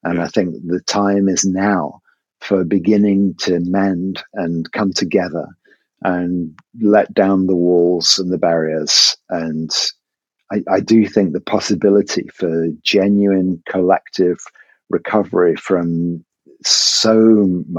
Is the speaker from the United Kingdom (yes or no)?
yes; England, United Kingdom; it is maths with an S because I'm English